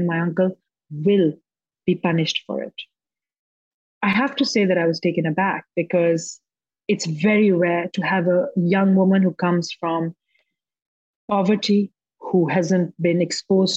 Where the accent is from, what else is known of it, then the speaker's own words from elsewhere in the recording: Pakistan; I have a history in my home country of highlighting issues that make men deeply uncomfortable. In 2012, I won Pakistan's first Academy Award